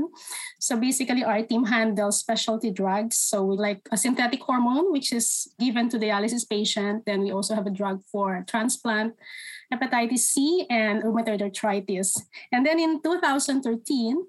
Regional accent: Philippines; moved away as an adult; now in Canada; So I'm originally from the Philippines. I moved here in 2016.

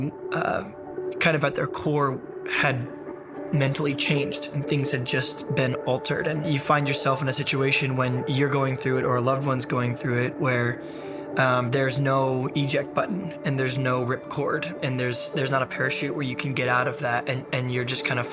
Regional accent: San Diego, California, United States; I'm from San Diego, California

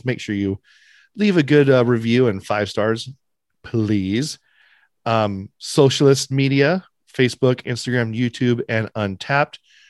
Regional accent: Sacramento, California, United States; I'm from Sacktown, baby.

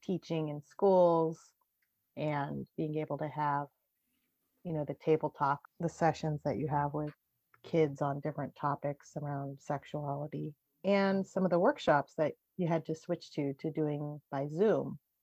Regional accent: United States; being Japanese American

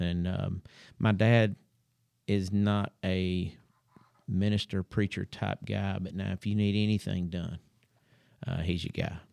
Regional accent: Huntsville, Alabama, United States; I was born and raised here in Huntsville

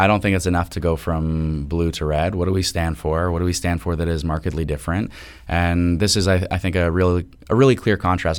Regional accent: Toronto, Ontario, Canada; I am from Toronto

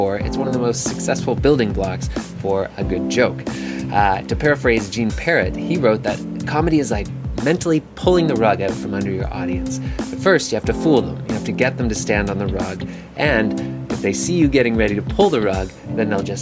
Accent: Canada; as a Canadian, it's an important part of my culture to make fun of Americans

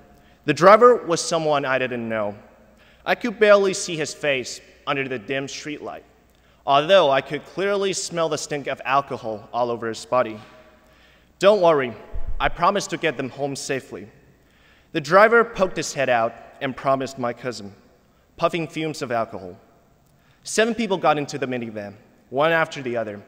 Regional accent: Kunming, Yunnan, China; moved away; a remote suburb of Kunming, my hometown in southwestern China

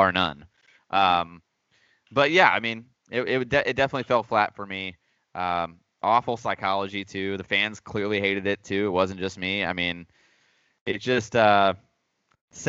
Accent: the South, United States; we're both from the South

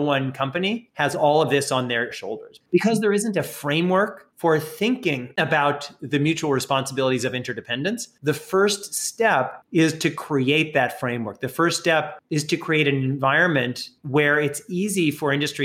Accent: United States; America, my home country

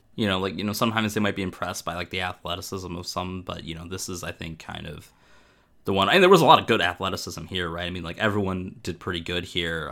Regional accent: Michigan, United States

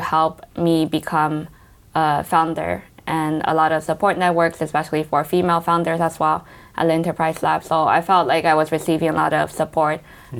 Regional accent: Los Angeles, California, United States; moved away as an adult; also born or lived in Taiwan; now in London, United Kingdom; I grew up in Los Angeles.

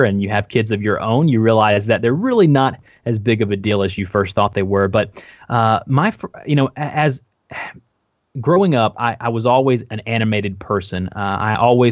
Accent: the South, United States; I'm from the South

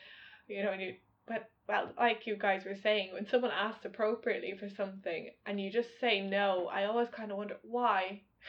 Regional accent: Ireland; I'm Irish

